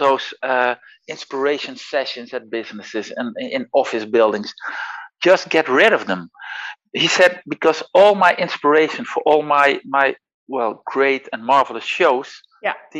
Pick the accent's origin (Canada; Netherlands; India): Netherlands; first language Dutch; English is a second language; I'm Dutch. Yeah. That's my mother language